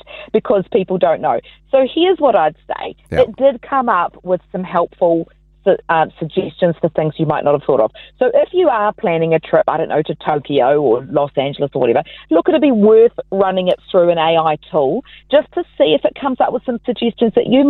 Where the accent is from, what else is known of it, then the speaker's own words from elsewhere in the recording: Auckland, New Zealand; Auckland, right, because that's my hometown